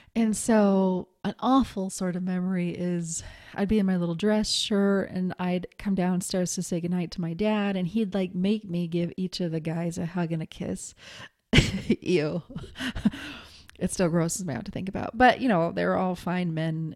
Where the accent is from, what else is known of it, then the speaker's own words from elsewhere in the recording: Montana, United States; I was raised in Montana